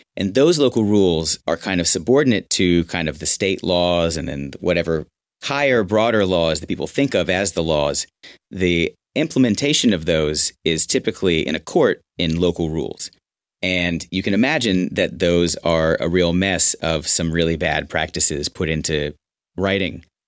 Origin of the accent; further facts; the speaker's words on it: Houston, Texas, United States; moved away as an adult; also born or lived in Austin / New York / Los Angeles; my hometown